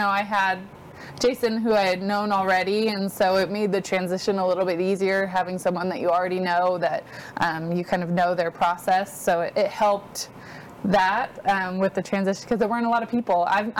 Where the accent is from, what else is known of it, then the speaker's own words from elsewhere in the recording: Washington, United States; moved away as an adult; now in Texas, United States; I grew up in Washington State.